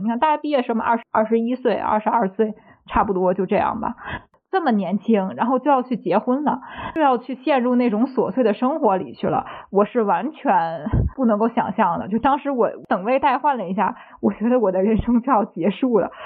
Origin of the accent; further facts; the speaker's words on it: Tianjin, China; 我作为一个天津人